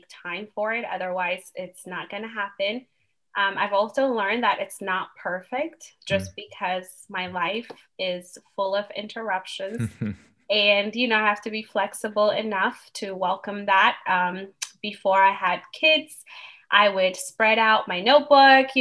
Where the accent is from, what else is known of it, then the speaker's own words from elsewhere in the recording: Ethiopia; moved away as an adult; now in United States; I'm originally from Ethiopia, but I've lived in the U.S. for 17 years now.